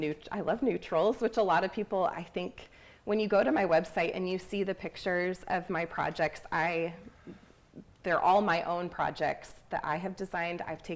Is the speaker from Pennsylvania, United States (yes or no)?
no; Michigan, United States; moved away as an adult; also born or lived in Pittsburgh; I'm originally from Michigan, and I moved to Pittsburgh with my husband for his job in 2011, I think, and we were there for 8 years.